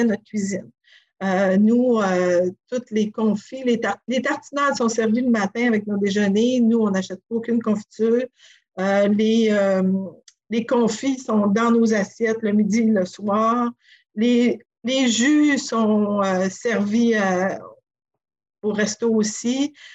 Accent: Sacré-Cœur, Quebec, Canada; also born or lived in Montreal; now in Tadoussac, Canada; je suis originaire de Sacré-Cœur, du village à côté

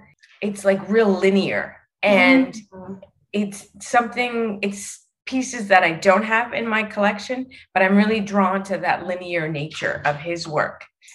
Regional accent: Chicago, Illinois, United States; Growing up in Chicago

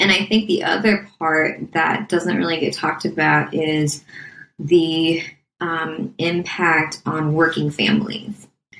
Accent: Midwest, United States; I'm not a self-promoter. I'm from the Midwest. I don't like talking about myself.

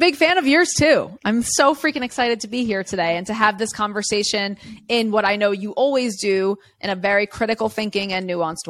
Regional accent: New York City, New York, United States; I grew up in Queens, New York City, like one of the most diverse neighborhoods in the entire world.

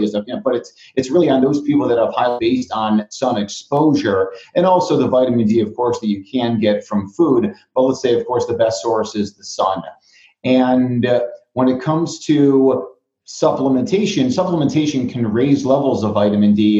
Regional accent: Chicago, Illinois, United States; now in Arizona, United States; my hometown of Chicago

